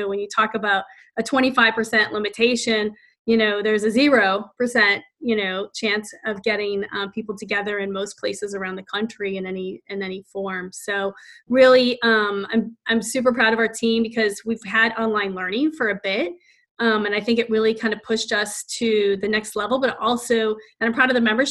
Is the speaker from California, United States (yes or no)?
no; Northeastern Ohio, United States; moved away as an adult; now in Washington, D.C., United States; I'm from Northeastern Ohio